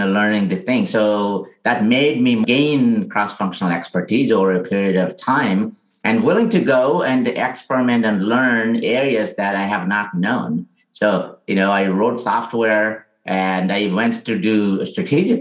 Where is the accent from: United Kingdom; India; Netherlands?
India; now in San Francisco, United States; I grew up in India where, you know, it's a very rural area.